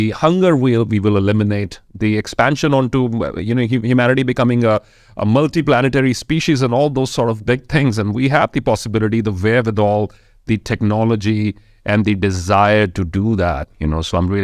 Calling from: Jalandhar, Punjab, India; I am joining from Jalandhar in the northern state of India called Punjab.

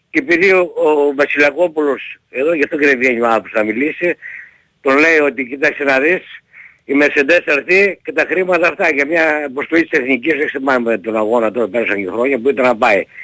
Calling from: Larissa, Thessaly, Greece; είμαι από Λάρι, οπότε φορά μιλάμε κύριε Πετρίδη.

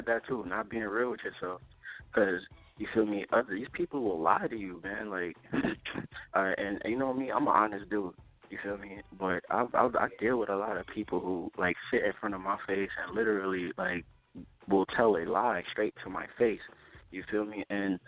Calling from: Columbus, Ohio, United States; I'm calling from Columbus, Ohio.

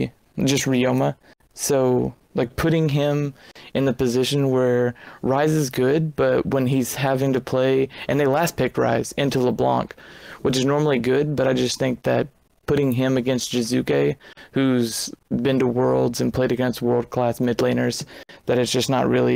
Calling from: Kentucky, United States; I am calling from Kentucky.

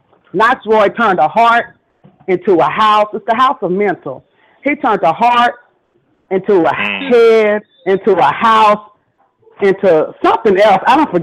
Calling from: North Little Rock, Arkansas, United States; I'm calling from North Little Rock, Arkansas

